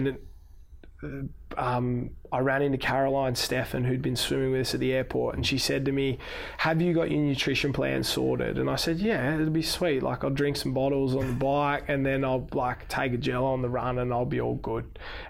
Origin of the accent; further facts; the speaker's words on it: Wollongong, New South Wales, Australia; I grew up in Wollongong swimming with Bugs when we were kids.